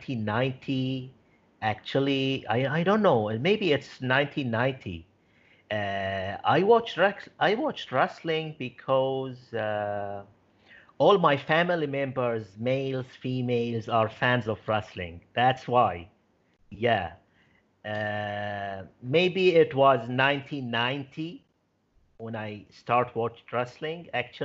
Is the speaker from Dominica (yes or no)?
no; Bahrain; my home country, Bahrain